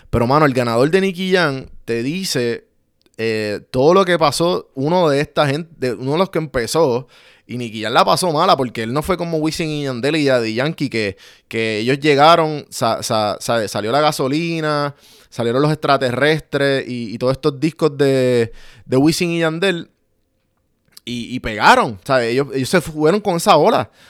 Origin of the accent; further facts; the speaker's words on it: Puerto Rico; So que, eh, como puertorriqueños, tenemos que entender